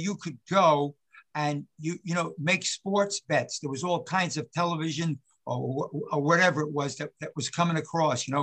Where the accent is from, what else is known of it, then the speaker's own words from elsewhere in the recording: New York City, New York, United States; I'm born and raised in West Harlem